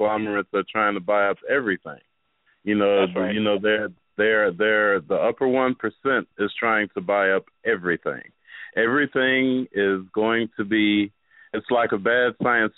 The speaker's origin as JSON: {"language": "English", "town": "Chicago", "region": "Illinois", "country": "United States", "tie": "born or raised there", "also_born_or_lived": "Alabama", "moved": "as an adult", "lives_now": "Houston, United States", "said": "I grew up in the Inglewood area"}